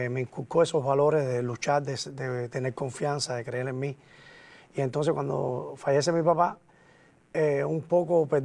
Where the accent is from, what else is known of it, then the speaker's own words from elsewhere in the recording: Cuba; moved away; Y se me quedó el nombrecito del vikingo como guerrero. Y después que salí de Cuba, no